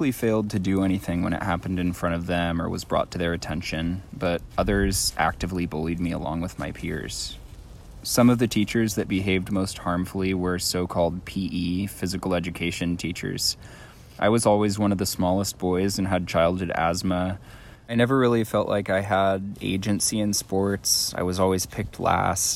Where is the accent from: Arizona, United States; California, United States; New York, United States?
California, United States; Fort Bragg; I grew up here on this unceded Pomo and Yuki tribal territory that we currently know as Fort Bragg